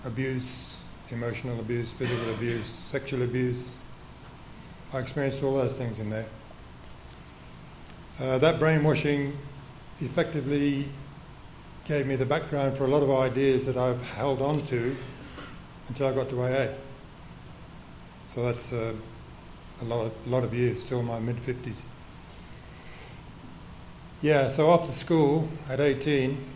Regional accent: England, United Kingdom; I was born in England after the Second World War

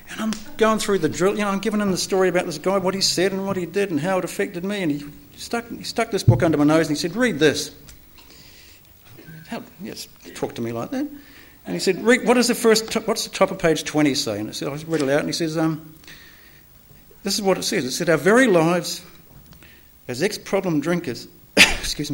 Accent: New Zealand; I was born in New Zealand.

